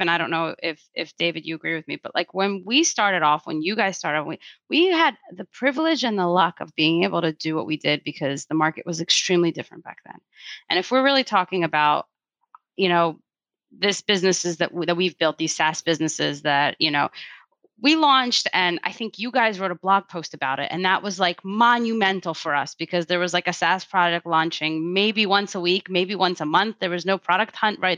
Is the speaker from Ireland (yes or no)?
no; Russia; moved away; I'm not from America, actually. I don't know if you knew that, but I was actually born in Russia